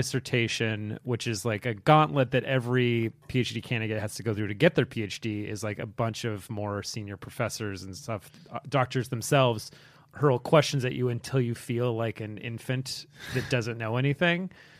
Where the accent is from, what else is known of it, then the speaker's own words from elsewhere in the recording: San Diego, California, United States; also born or lived in Boston; now in New York City, United States; I'm from San Diego originally.